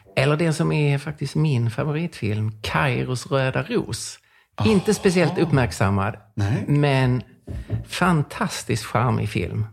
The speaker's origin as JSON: {"language": "Swedish", "town": "Lund", "region": "Skåne", "country": "Sweden", "tie": "born or raised there", "said": "jag växte upp i Lund som är väldigt sekulärt."}